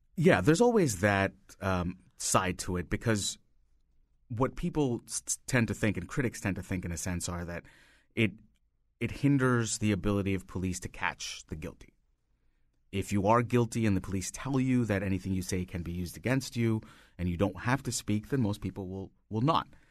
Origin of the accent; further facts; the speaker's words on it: India; moved away as an adult; now in United States; I grew up in India and I moved here, uh, sixteen years ago.